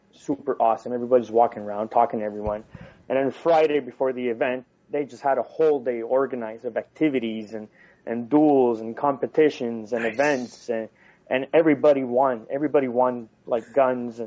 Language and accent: English; Canada; We are Canadian